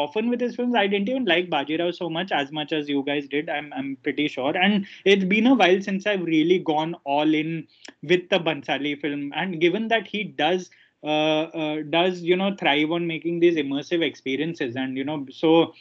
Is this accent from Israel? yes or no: no; Ahmedabad, Gujarat, India; moved away; Ahmedabad, which is my hometown